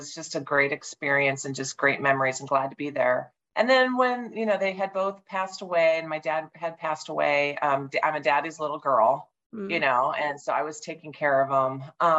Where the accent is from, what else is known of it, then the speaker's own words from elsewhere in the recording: Omaha, Nebraska, United States; moved away as an adult; also born or lived in Southern California; now in Sacramento, United States; Omaha's my hometown. And so I had been back at, I had worked in Southern California 20 years ago. And then I moved back home thinking I wouldn't be there for that long. And then, you know, 20 years later